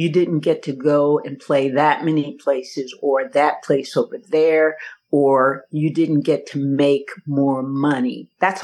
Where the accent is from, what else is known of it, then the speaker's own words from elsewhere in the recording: Yakima, Washington, United States; also born or lived in Seattle, Washington; now in Kansas City, United States; I was born and raised in Seattle and Yakima. My dad had a church in Seattle, and he had a church in Yakima, and I went to school in Yakima and grew up there